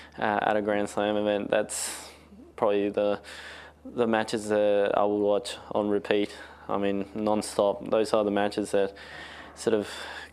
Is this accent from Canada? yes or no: no; Australia; now in Spain; I was born in Australia. When I was five, we moved to Spain for 8 years and we came back to Australia for another 3 years and now we've been back in Spain.